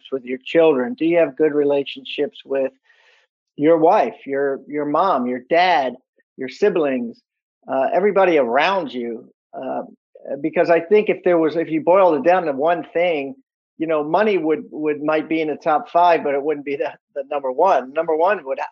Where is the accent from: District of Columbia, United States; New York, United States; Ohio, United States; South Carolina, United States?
District of Columbia, United States; Washington; I was born in Washington, D.C.